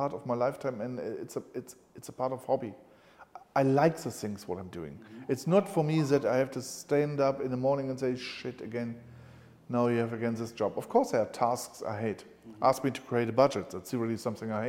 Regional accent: Cologne, North Rhine-Westphalia, Germany; When I was a kid, I was growing up in Cologne

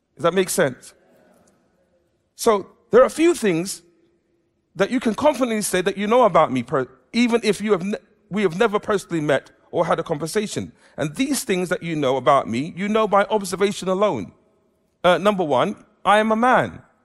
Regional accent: England, United Kingdom; I'm an Englishman, I am, I've been brought up in an Afro-Caribbean background

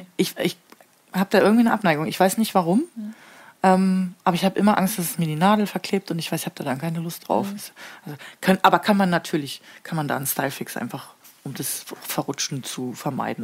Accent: Papenburg, Lower Saxony, Germany; Wenn man gefragt wird, äh, woher kommst du? Und ich sage aus Papenburg

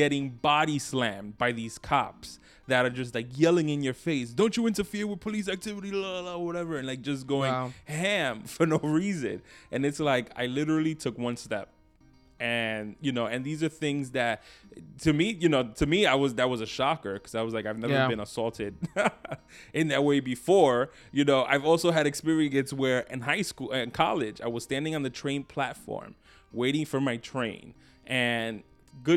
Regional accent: New York City, New York, United States; I grew up in Brooklyn, New York

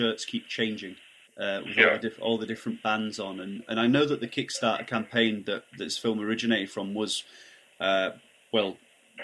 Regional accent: Barnsley, Yorkshire and the Humber, United Kingdom; I'm from Barnsley

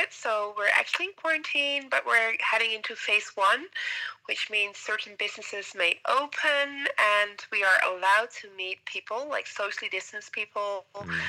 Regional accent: Amsterdam, North Holland, Netherlands; moved away as an adult; also born or lived in Suriname / California, United States; now in Montreal, Canada; the age of six till 30 um, in the Netherlands.

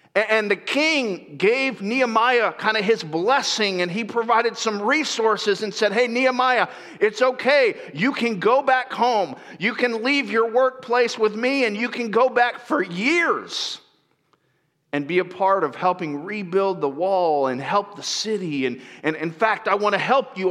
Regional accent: Lakeland, Florida, United States; moved away; I grew up there at Central Florida, a little town called Lakeland

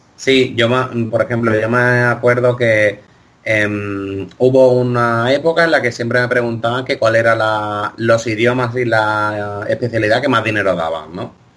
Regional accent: Greece; yo tiro para mi tierra, en, Grecia

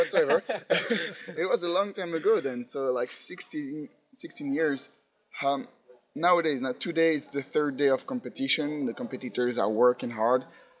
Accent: Belgium; from Belgium

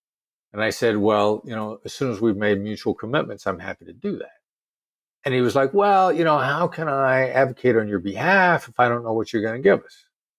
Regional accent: Iowa, United States; accent: New York; that I grew up in a small town in Iowa. You know, I know to everybody who are not New Yorkers, I sound like I'm a New Yorker.

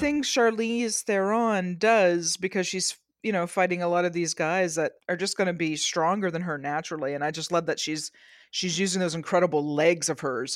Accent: Canada; I'm Canadian.

